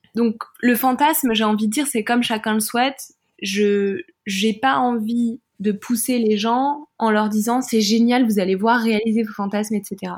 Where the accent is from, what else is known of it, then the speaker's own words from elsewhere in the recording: France; je suis française